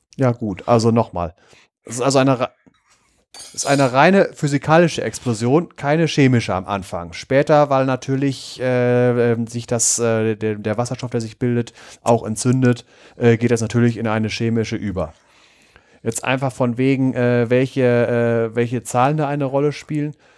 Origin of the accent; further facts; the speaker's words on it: North Rhine-Westphalia, Germany; da, wo ich herkomme, vom Niederrhein, da gibt es das Salzbergwerk Bord